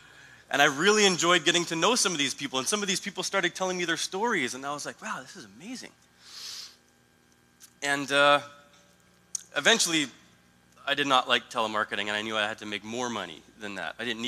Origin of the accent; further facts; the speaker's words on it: Italy; People would ask where I'm from. Oh, I'm from Italy and blah, blah, blah.